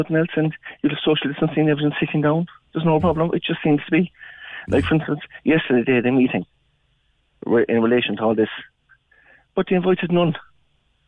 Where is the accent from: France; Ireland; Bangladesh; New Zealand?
Ireland; West Cork, Munster; I'm from West Cork myself